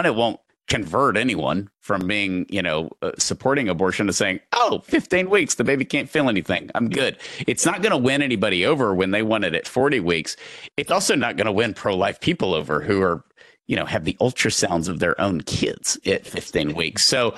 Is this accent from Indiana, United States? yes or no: no; East Texas, United States; also born or lived in Houston; Growing up in East Texas, living in Houston now